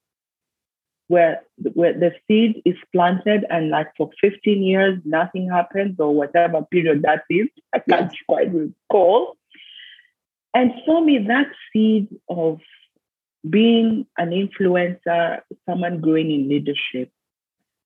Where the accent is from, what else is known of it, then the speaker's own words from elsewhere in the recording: Kenya; moved away as an adult; I was born in Kenya, went to school in Kenya, did my university in Kenya.